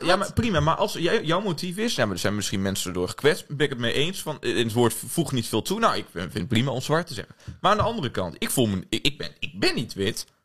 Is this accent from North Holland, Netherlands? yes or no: no; Oldebroek, Gelderland, Netherlands; moved away as an adult; now in Amsterdam, Netherlands; Ik kom uit, uh, uit Oldebroek. Ik weet niet of je weet waar dat ligt. Eh, in de buurt bij Zwolle. ik studeer hier in Amsterdam.